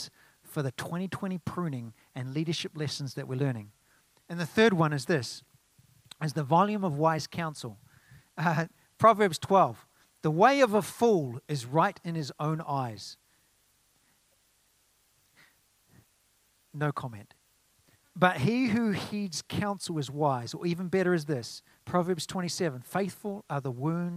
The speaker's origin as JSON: {"language": "English", "country": "New Zealand", "moved": "yes", "lives_now": "United States", "said": "In New Zealand, we call it a 4x2"}